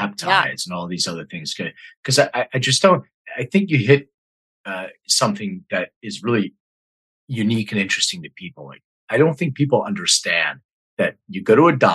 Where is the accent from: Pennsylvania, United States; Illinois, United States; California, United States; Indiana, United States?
Pennsylvania, United States; Philadelphia; my hometown, Philly